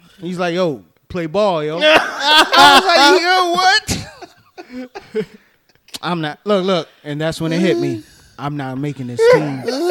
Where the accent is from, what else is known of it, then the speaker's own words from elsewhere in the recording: Annapolis, Maryland, United States; I'm from Annapolis.